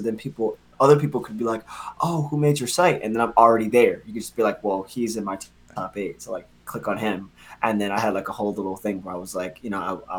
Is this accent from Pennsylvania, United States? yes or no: yes; Philadelphia, Pennsylvania, United States; now in Harlem, United States; And I'm from Philly, Philadelphia, Pennsylvania.